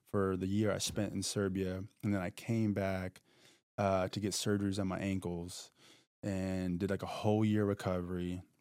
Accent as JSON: {"language": "English", "region": "Texas", "country": "United States", "tie": "born or raised there", "also_born_or_lived": "Florida", "said": "I was from the South mostly. I was raised. A lot of my adolescence was between Texas and Florida."}